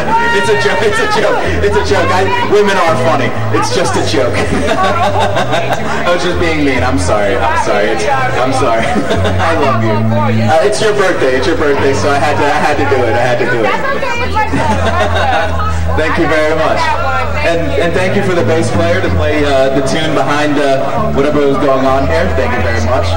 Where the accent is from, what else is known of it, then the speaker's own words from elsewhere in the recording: Connecticut, United States; also born or lived in Puerto Rico; I grew up in Connecticut. That's where I ended up growing up.